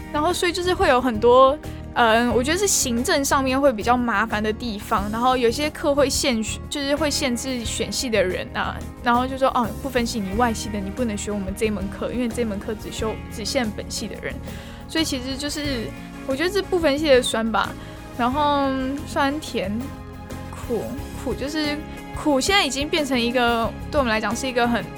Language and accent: Chinese; Taoyuan, Taiwan; moved away as an adult; now in Tainan, Taiwan; 因为我是桃园人，所以我们就是跑那种什么桃友会那样子